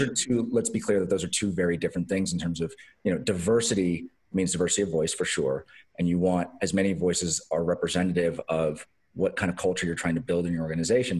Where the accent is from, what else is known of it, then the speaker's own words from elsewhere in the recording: Los Angeles, California, United States; I grew up in Los Angeles